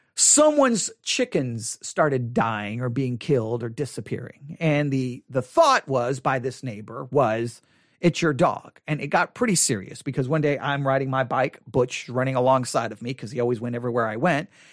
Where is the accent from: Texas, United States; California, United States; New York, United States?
Texas, United States; Buffalo Gap; I grew up in Buffalo Gap, Texas